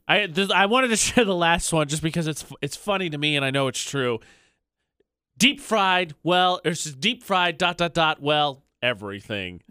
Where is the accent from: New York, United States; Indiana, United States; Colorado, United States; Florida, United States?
Indiana, United States; now in Utah, United States; I'm not from Iowa, I'm from Indiana, but from the Midwest